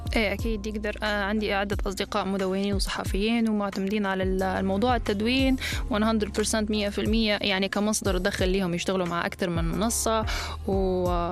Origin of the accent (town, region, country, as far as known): Libya; accent: Libyan colloquial